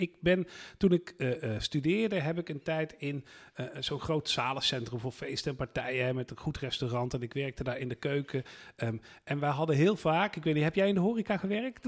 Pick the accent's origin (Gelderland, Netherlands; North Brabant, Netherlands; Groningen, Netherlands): North Brabant, Netherlands; ik ben in West-Brabant opgegroeid